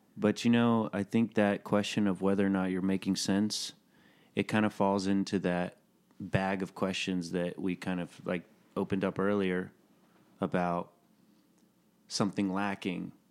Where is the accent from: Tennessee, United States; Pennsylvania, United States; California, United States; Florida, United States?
Tennessee, United States; Chattanooga